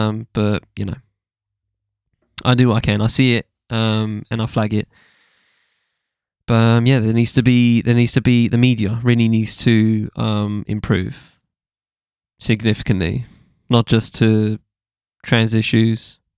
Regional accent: New York, United States; At the same time, growing up in New York, I was just surrounded by hip-hop.

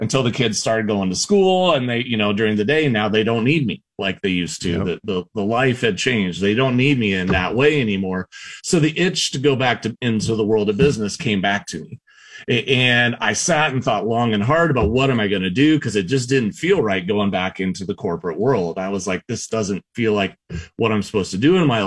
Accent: South Central Iowa, United States; I grew up in South Central Iowa. I grew up on a farm

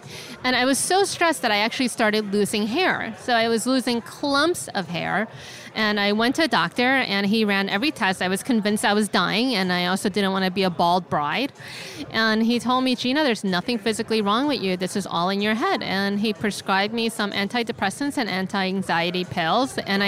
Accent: San Francisco, California, United States; I am from San Francisco, California, and I do bankruptcy law.

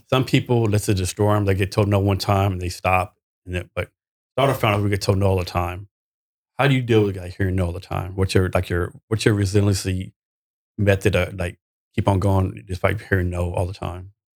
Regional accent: Texas, United States; also born or lived in Vietnam / Korea; I'm from Texas

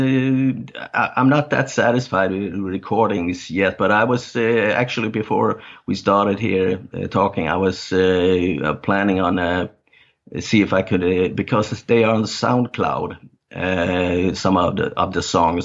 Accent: Denmark; first language Danish; English is a second language; I play songs and write lyrics in my native language, Danish. And it's also often songs about my upbringing and my childhood

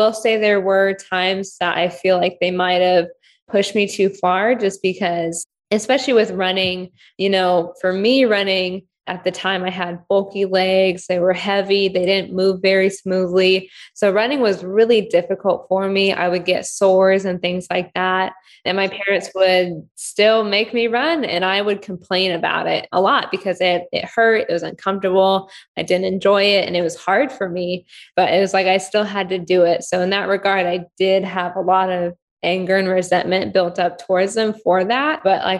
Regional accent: Ukraine; born there; So when I was born in Ukraine.

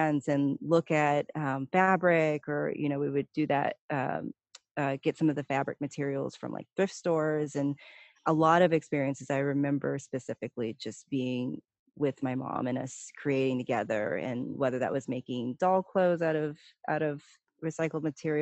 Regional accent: Palmdale, California, United States; also born or lived in Pasadena, California / Altadena, California; that's where we grew up, was Palmdale, Lancaster

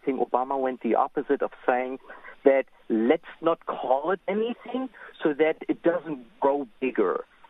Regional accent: Germany; moved away; also born or lived in Israel; I'm also from Europe. I'm from Germany.

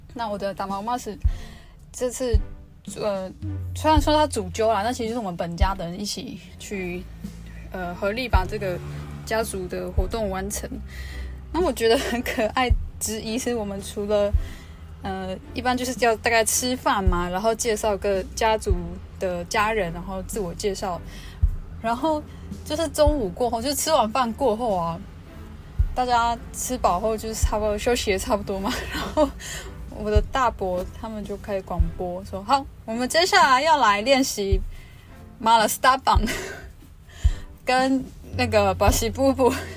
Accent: Luona village, Nantou County, Taiwan; 我们我的部落叫罗纳部落

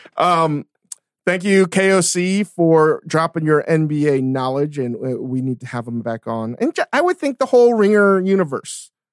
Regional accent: Virginia, United States; growing up in Virginia and the East Coast

